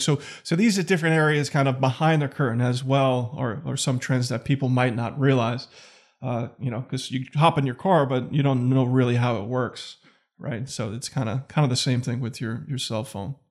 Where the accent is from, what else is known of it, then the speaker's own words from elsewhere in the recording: New York City, New York, United States; moved away as an adult; also born or lived in Manhattan; now in Connecticut, United States; I grew up in Staten Island